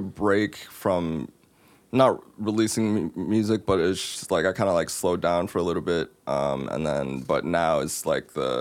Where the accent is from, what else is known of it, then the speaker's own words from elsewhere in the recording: Morgantown, West Virginia, United States; I'm from Morgantown